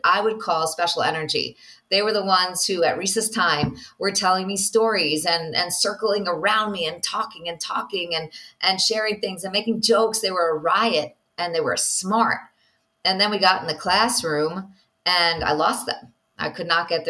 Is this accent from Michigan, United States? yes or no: no; New York, United States; now in Israel; I'm from New York